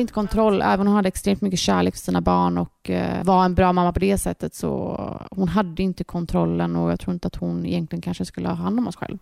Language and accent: Swedish; Gothenburg, Västra Götaland, Sweden; vi är uppvuxna här ute i Torslanda